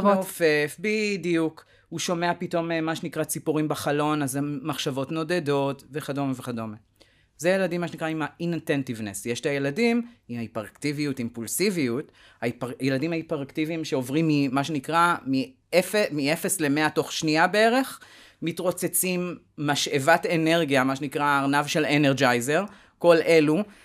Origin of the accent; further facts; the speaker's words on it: Tel Aviv, Tel Aviv District, Israel; אני תל אביבי, אה, born and raised